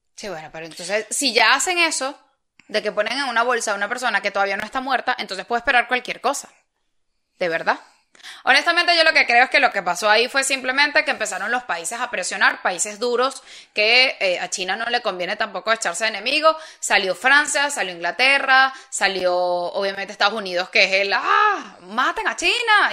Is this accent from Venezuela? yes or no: yes; Venezuela; moved away as an adult; now in Spain; es el país que me compete